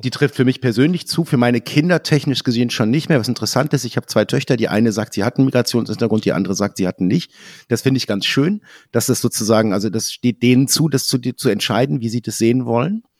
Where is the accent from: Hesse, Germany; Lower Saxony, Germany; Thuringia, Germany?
Lower Saxony, Germany; a small village in; Meine Eltern äh, haben ein Haus gebaut, als ich ein Kind war, in einem kleinen Dorf in Niedersachsen